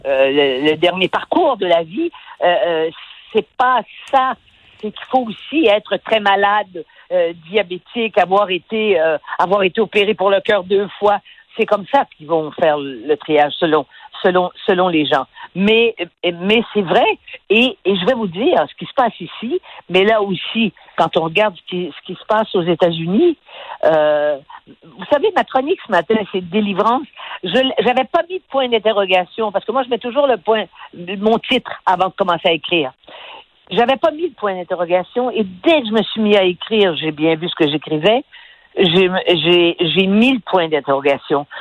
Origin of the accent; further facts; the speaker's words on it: Quebec, Canada; on a des gens chez nous, au Québec